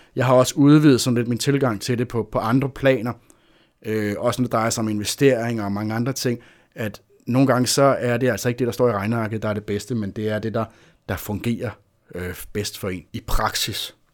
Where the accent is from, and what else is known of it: Denmark